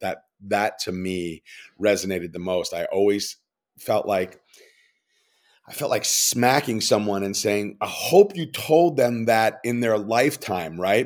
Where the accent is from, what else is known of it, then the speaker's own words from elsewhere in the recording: New York, United States; I'm a New Yorker